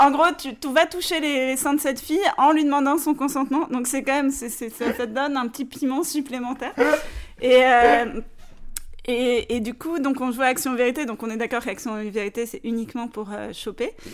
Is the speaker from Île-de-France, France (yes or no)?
yes; Paris, Île-de-France, France; je suis une vraie parisienne